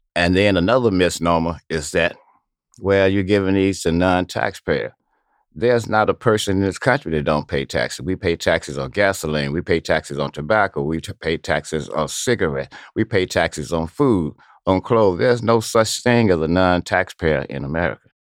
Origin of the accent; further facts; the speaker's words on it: Chicago, Illinois, United States; moved away; I was raised up in the Lawndale area